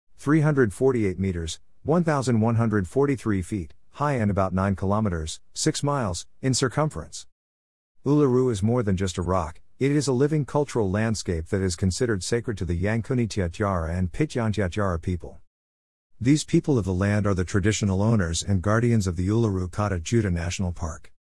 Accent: Melbourne, Victoria, Australia; I was born in Melbourne, Australia, nineteen fifty-four.

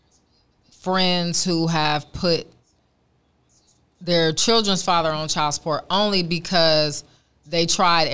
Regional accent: Oakland, California, United States; born and raised in Oakland

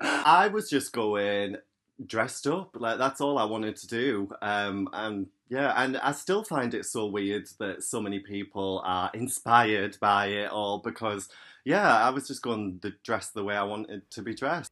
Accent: County Durham, North East England, United Kingdom; I'm from County Durham in the northeast

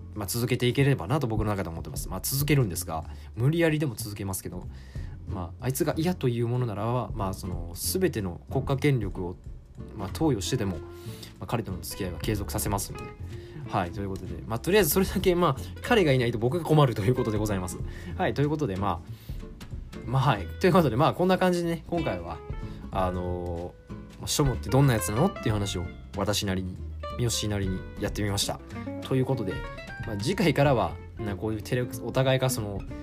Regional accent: Hyogo, Japan; 地元の市議やってで兵庫県出身なので

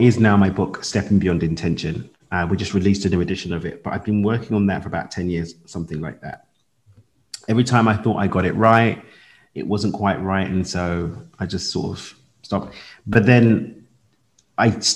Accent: London, United Kingdom; I lived in London, born and raised in London

